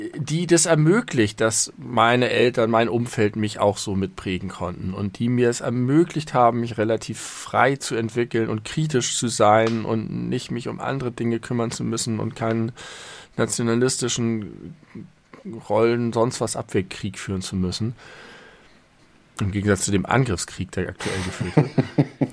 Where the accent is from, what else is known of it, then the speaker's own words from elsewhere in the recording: Germany; also born or lived in Hamburg; fühle ich mich in vielerlei Hinsicht sehr als Deutscher. Zum einen, weil ich natürlich sehr stark deutsch geprägt bin